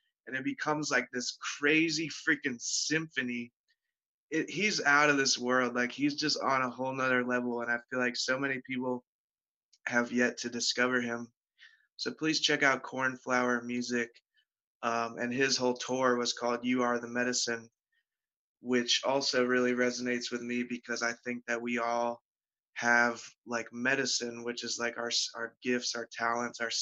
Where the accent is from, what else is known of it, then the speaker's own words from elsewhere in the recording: Pittsburgh, Pennsylvania, United States; I live in Pittsburgh. I grew up in Pittsburgh